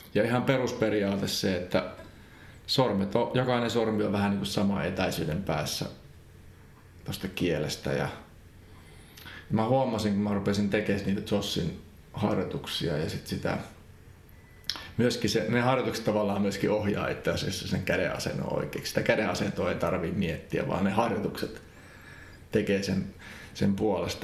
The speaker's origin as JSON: {"language": "Finnish", "region": "Central Finland", "country": "Finland", "also_born_or_lived": "Helsinki", "moved": "yes", "said": "mä kyllä ehkä halusin muuttaa Keski-Suomeen takaisin"}